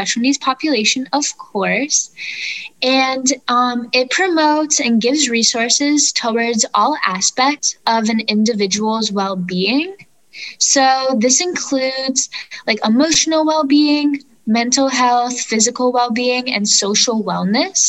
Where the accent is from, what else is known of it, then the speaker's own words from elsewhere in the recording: Florida, United States; I am from Florida